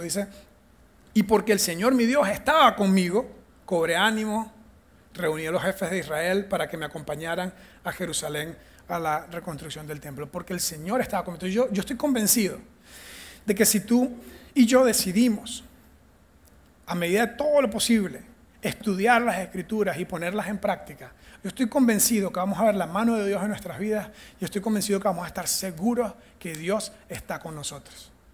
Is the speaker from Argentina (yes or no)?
no; Venezuela; first language Spanish; moved away as an adult; also born or lived in United States; now in Costa Rica; Yo soy de Venezuela y mi primer idioma es el español.